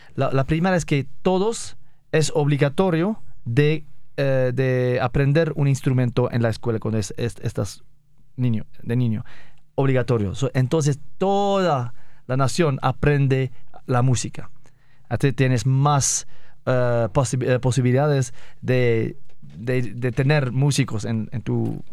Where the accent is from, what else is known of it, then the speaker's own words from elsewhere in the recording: northern Morocco, Morocco; Spanish is a second language; moved away as an adult; also born or lived in Sweden; nací en Marruecos y cuando tenía 19 me fui a Suecia.